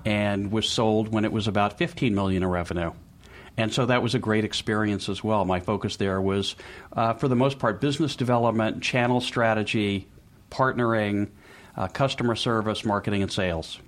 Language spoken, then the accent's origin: English; Memphis, Tennessee, United States; moved away as an adult; now in Boston, United States; I was born in Memphis, Tennessee